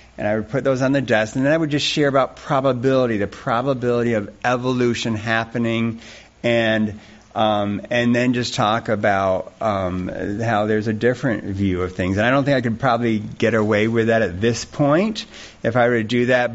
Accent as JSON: {"language": "English", "town": "Rushville", "region": "New York", "country": "United States", "tie": "born or raised there", "moved": "yes", "said": "I grew up down in Rushville, New York"}